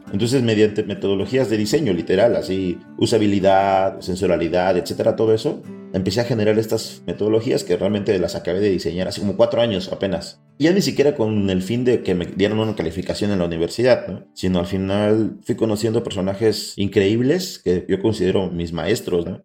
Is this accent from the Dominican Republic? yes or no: no; Mexico; como mexicanos